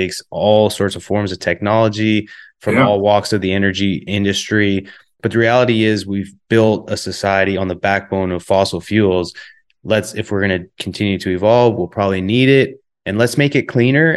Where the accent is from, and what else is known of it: Calgary, Alberta, Canada